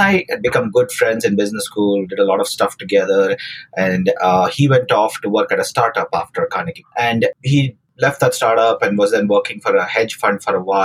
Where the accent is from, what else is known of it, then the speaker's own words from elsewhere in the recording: Bangalore, Karnataka, India; moved away as an adult; also born or lived in Pittsburgh; now in United States; I grew up in South India, in Bangalore